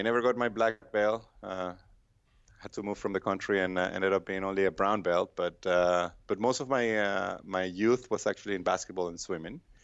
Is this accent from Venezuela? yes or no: yes; Venezuela; moved away as an adult; now in United States; I'm from Venezuela